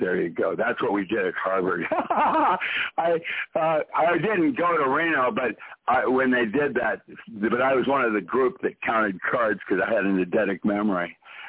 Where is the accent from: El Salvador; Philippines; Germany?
Philippines; And I grew up in the Philippines, and I was Caucasian.